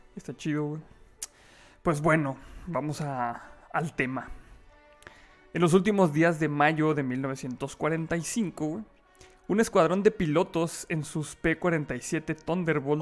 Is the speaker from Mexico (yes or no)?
yes; Mexico; así somos muchos los mexicanos